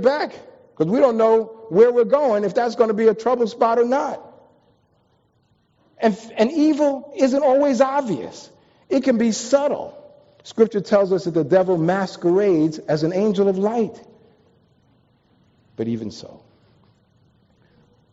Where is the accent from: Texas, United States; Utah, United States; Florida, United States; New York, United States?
New York, United States; moved away as an adult; also born or lived in Washington, D.C.; I'm from New York. I've ridden on subways most of my life